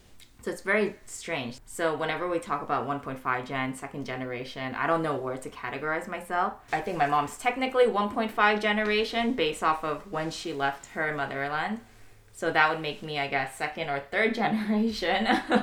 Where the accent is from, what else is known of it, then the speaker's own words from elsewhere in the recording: United States; And I tell them, no, I'm an American.